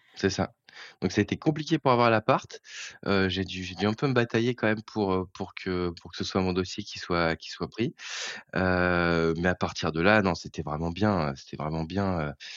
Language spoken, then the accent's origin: French; Eure, Normandy, France; moved away as an adult; also born or lived in Paris; now in Seine-Maritime, France; Je suis originaire de l'Eure, en fait, moi. Avant d'avoir un peu baroudé, je suis originaire de l'Eure.